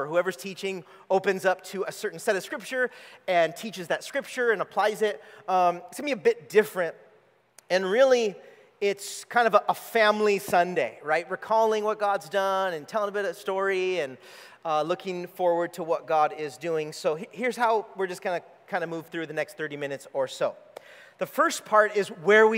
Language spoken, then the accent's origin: English; California, United States; moved away as an adult; We are not from here, if you could tell. We grew up in California